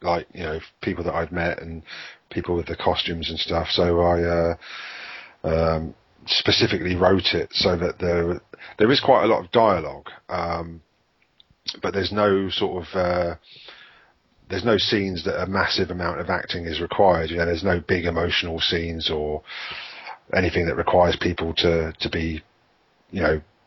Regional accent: United Kingdom; we're British

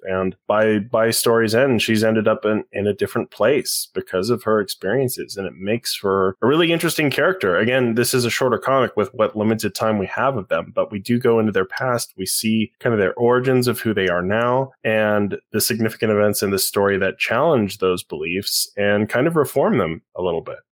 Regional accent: Utah, United States; I grew up in Utah County, Mormon

